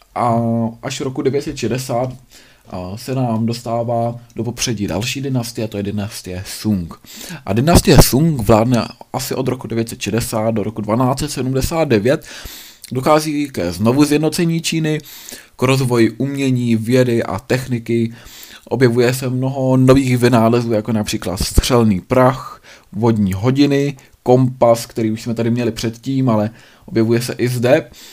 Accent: Bohemia, Czechia; tady u nás v Čechách

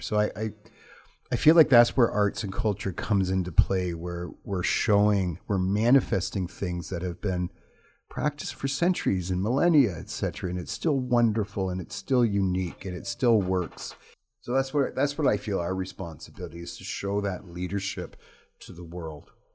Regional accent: Toronto, Ontario, Canada; moved away as an adult; now in Prince George, Canada; I'm from Toronto

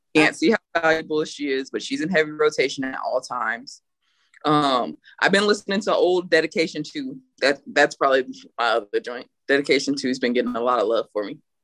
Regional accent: Burlington, Iowa, United States; also born or lived in California; now in San Antonio, United States; I'm from Burlington, Iowa

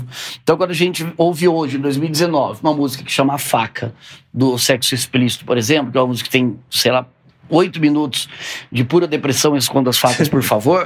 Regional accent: Sorocaba, São Paulo, Brazil; lá da minha terra, lá de Sorocaba

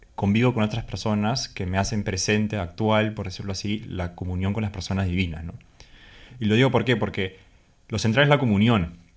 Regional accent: Peru; moved away as an adult; soy peruano, tengo 24 años y tengo medio año viviendo aquí con el padre Luis

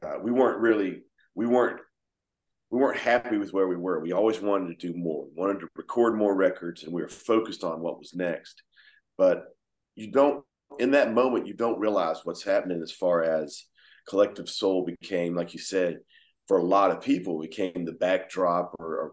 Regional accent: Georgia, United States; here we are from Georgia trying to do the same thing

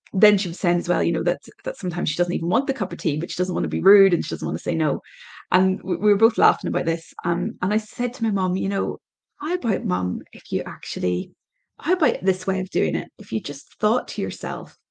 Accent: Ireland; My background is I'm Irish

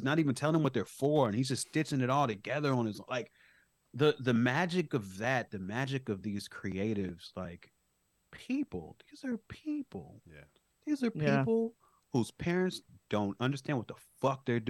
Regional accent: Chicago, Illinois, United States; I grew up on the South Side of Chicago.

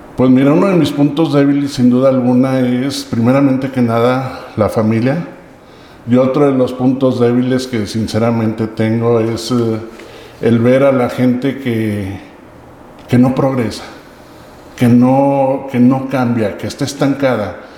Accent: Aguascalientes, Mexico; Soy originario de Aguascalientes

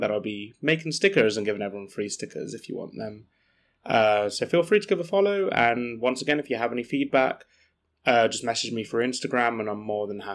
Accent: England, United Kingdom; as true English people

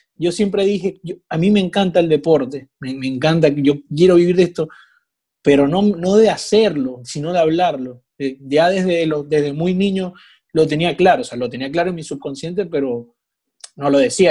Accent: Maracaibo, Zulia, Venezuela; moved away; soy venezolano

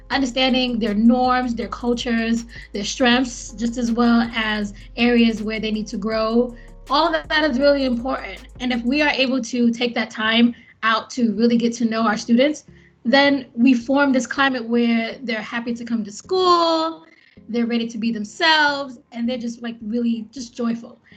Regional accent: India; now in United States; I'm American, but I'm from India.

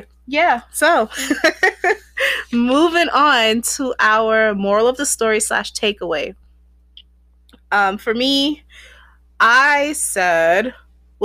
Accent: United States; also born or lived in Barbados (ancestry); I was born American

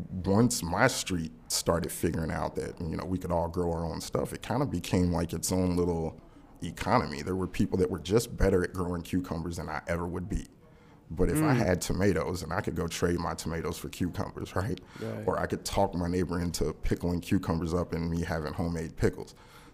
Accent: Louisville, Kentucky, United States; You know, I'm from Louisville, Kentucky.

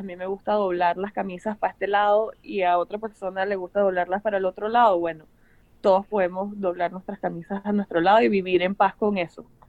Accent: Caracas, Capital District, Venezuela; also born or lived in Los Angeles / Miami; now in United States; nosotros venimos de una ciudad donde se bate el cobre

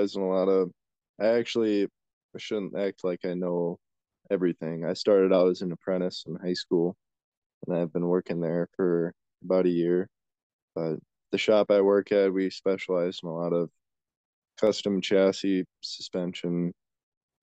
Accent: La Crosse, Wisconsin, United States; I'm from Wisconsin, in the La Crosse area

